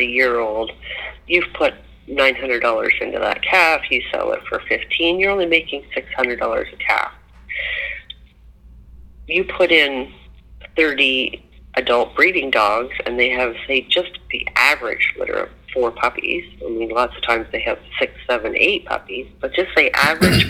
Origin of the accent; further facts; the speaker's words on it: Amish country, Ontario, Canada; I grew up in Amish country, way back when I was a child